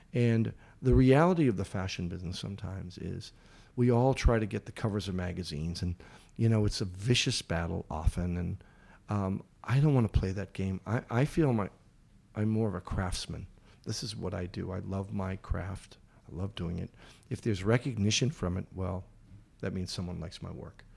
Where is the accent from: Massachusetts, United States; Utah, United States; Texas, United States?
Massachusetts, United States; Boston; I grew up in Boston